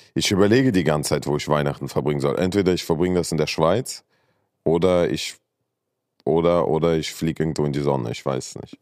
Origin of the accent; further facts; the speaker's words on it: Saarland, Germany; moved away; ich bin ja im Saarland groß geworden